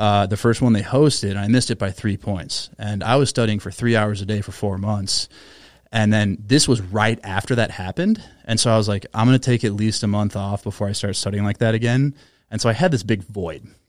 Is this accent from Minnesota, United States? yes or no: yes; Minnesota, United States; I'm from Minnesota